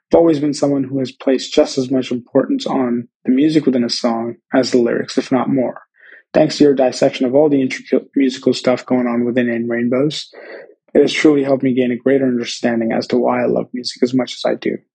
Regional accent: Guadalajara, Jalisco, Mexico; Hi, I'm … from Guadalajara, Mexico.

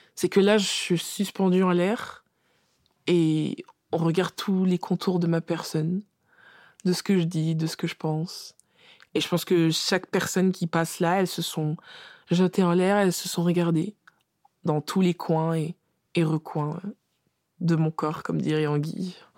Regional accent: France; on est française de naissance

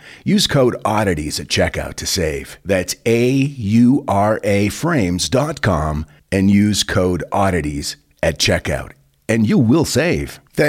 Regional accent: North Carolina, United States; I grew up in Eastern North Carolina. I'm 61 now, and I live in the house that my grandparents raised three children in, including my father.

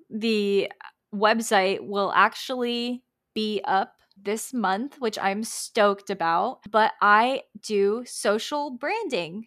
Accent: Tampa, Florida, United States; I'm from Tampa

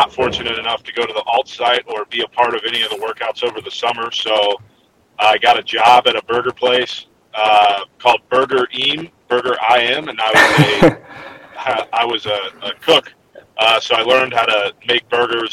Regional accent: Richmond, Virginia, United States; I'm from Richmond, Virginia. Born and raised in Virginia.

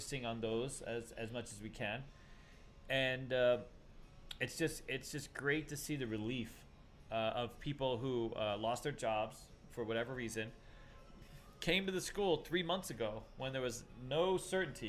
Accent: East Coast, United States; I'm from the East Coast

